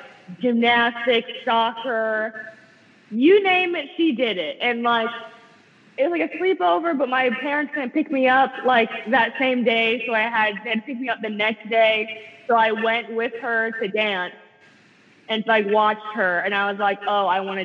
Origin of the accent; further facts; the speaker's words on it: South Florida, United States; I'm from South Florida.